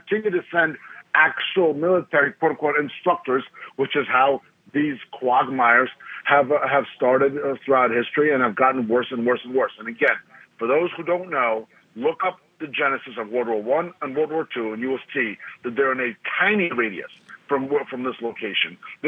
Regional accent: Moscow, Russia; now in United States; I was born in Moscow

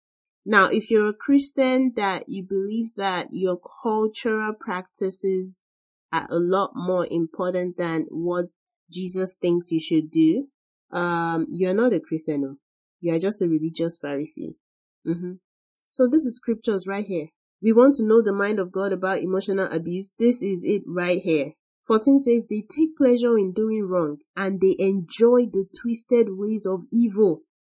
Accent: Nigeria; our upbringing, the way we were raised in Nigeria

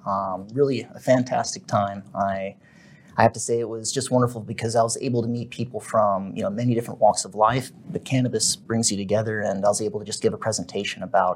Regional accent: Germany; born there; So I was born in Germany, and I'm half German, and that provided the opportunity for me to do some business in Germany.

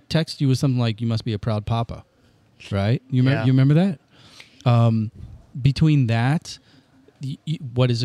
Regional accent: Granite City, Illinois, United States; growing up in Granite City, we were Miller Lite, we were Elks

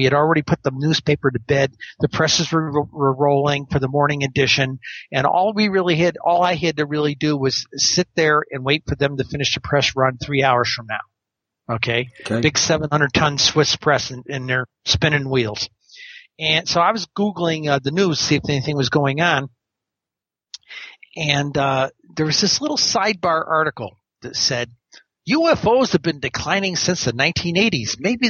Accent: New York, United States; I was reading these interesting accounts, particularly in my home state of New York.

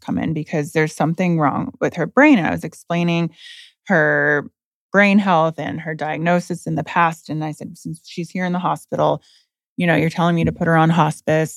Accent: Indiana, United States; I'm from Indiana

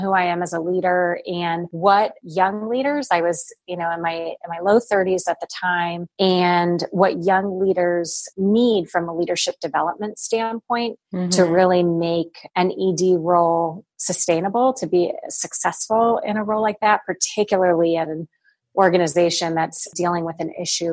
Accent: Reading, Pennsylvania, United States; I grew up in Reading, Pennsylvania, a very small Jewish community

